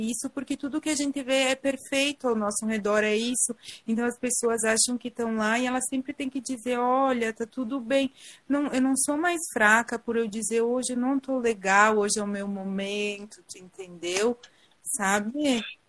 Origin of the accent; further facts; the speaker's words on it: Garibaldi, Rio Grande do Sul, Brazil; eu sou de Garibaldi